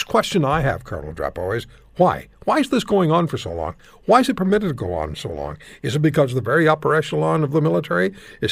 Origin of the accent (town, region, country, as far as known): Canada